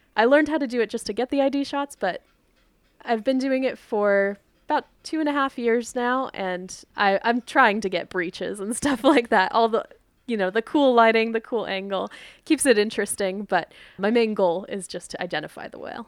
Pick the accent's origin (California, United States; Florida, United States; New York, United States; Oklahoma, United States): California, United States; Dana Point; So I grew up in Dana Point.